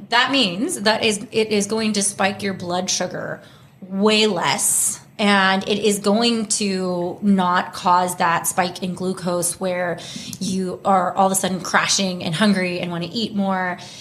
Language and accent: English; Houston, Texas, United States; moved away as an adult; also born or lived in Vancouver, Canada; now in Los Angeles, United States; I grew up in Texas